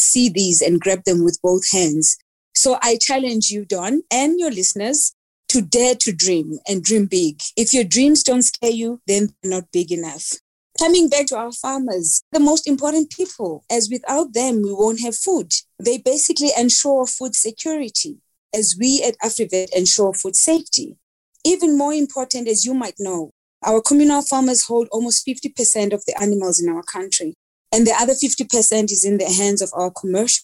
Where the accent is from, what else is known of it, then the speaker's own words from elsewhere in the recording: Mdantsane, Eastern Cape, South Africa; also born or lived in Keiskammahoek, Eastern Cape; I grew up in Mdanzane, which is a location or township in the Eastern Cape. And we later moved to the rural village of Kaiskamahook, which is known as Kuqoboqobo in the Eastern Cape.